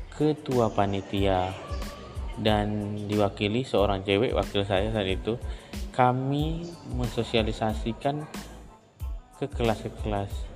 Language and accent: Indonesian; Tanjung Balai Karimun, Riau Islands, Indonesia; moved away as an adult; also born or lived in Kepulauan Meranti Regency, Riau; now in Batam, Indonesia; Saya dibesarkan di Kabupaten Karimun, lantaran orang tua saya pindah dari Riau ke Kepulauan Riau Tanjung Balai Karimun